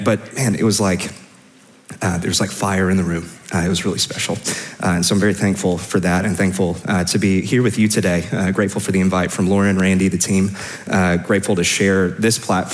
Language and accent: English; Memphis, Tennessee, United States; moved away as an adult; also born or lived in Austin, Texas; We both grew up in Memphis